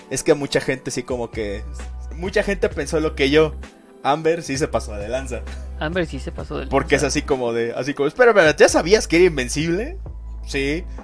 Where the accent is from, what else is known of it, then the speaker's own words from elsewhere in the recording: Veracruz, Mexico; soy de Veracruz.